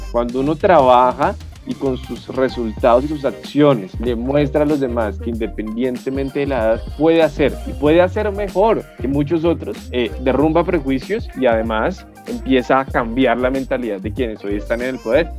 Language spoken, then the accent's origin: Spanish; Bogotá, Colombia; soy orgullosamente bogotano, con familia de otros lugares del país como el Quindío, el Tolima, el Huila